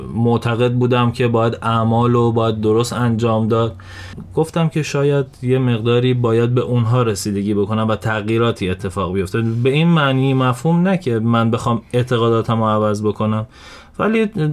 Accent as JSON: {"language": "Persian", "town": "Shiraz", "region": "Fars", "country": "Iran", "tie": "born or raised there", "said": "توی شیراز به دنیا اومدم"}